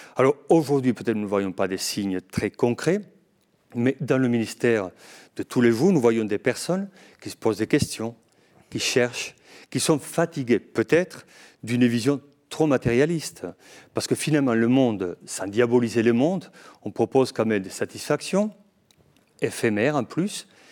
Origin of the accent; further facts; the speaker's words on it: Navarre, Spain; French is a second language; moved away as an adult; also born or lived in Padua, Italy / Toulouse, France; now in Lourdes, France; je suis né à Navarre, mais du côté espagnol. Et j'ai fait mes études en Italie, à Padoue, et après, je continue ma formation à Toulouse